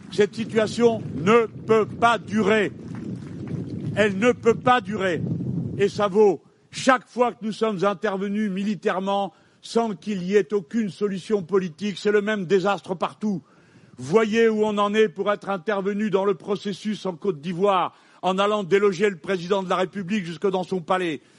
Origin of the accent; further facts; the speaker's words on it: France; je suis français